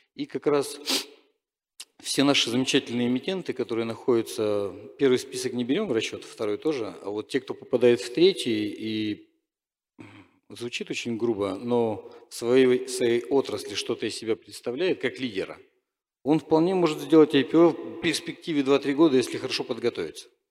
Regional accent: Novosibirsk, Novosibirsk Oblast, Russia; я просто из Новосибирска

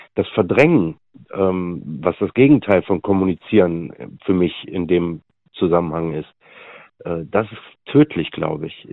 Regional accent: Meerbusch, North Rhine-Westphalia, Germany; ich komme aus Meerbusch

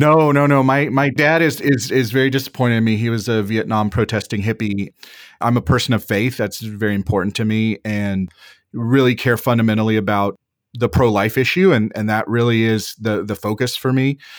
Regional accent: Wichita Falls, Texas, United States; moved away as an adult; now in Washington, D.C., United States; I was born and raised in Wichita Falls, Texas, so, so North Texas

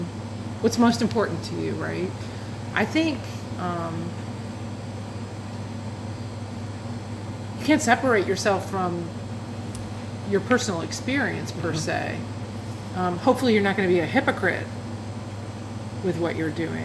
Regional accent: Massachusetts, United States; now in New Jersey, United States; my home state of Massachusetts

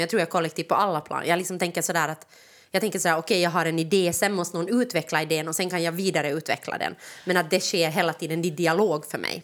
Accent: Jakobstad, Ostrobothnia, Finland; now in Helsinki, Finland; jag kommer ju från Österbotten, så det är ju ja. liksom, eller Jakobstad

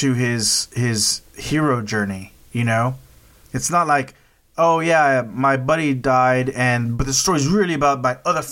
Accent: United States; as an American

